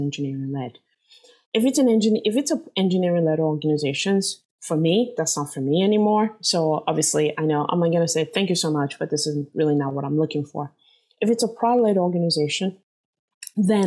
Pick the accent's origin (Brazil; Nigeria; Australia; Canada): Nigeria; now in San Jose, United States; I'm Nigerian